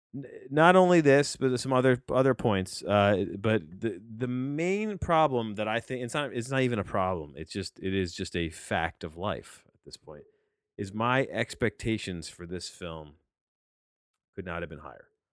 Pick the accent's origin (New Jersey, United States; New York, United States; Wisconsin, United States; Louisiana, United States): New Jersey, United States; I'm a kid from New Jersey and, and, uh, who grew up on six sixty at W F A N